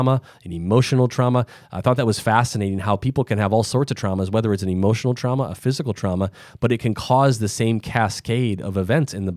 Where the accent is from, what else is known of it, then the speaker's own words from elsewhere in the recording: Midwest, United States; I'm from the Midwest, so you're not getting quite as big of an accent here